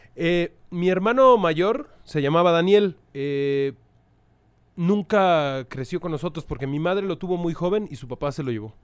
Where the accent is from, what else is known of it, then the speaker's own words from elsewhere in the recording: Mexico City, Mexico; also born or lived in Tlalpan / Pantitlán / Tacubaya; soy de la Ciudad de México. Soy, una, soy, soy un perro de la calle. Eh, nací en Xochimilco, allá por tus lares.